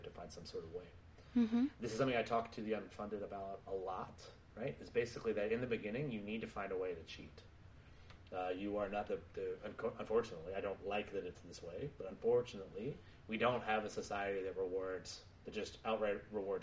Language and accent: English; Maine, United States; moved away; I'm from Maine, originally